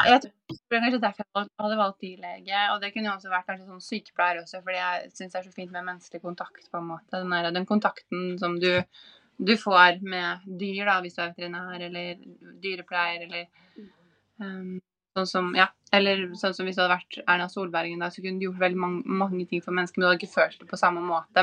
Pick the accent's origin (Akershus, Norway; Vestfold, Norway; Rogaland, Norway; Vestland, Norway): Vestfold, Norway; Larvik; moved away as an adult; also born or lived in New York / Los Angeles / Sydney; now in Oslo, Norway; er jeg jo fra Larvik, sånn som deg